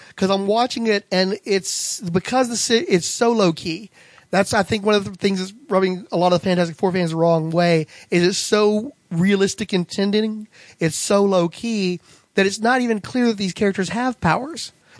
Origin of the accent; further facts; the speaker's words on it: Waverly, Iowa, United States; His birthplace, according to the official handbook of the Marvel Universe, is none other than my hometown of Waverly, Iowa. 10,000 people strong.